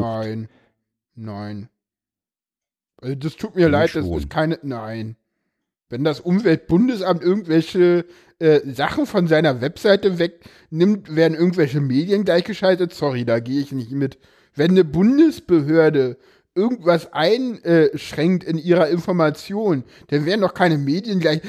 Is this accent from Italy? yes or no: no; East Germany, Germany; ich komme aus dem Osten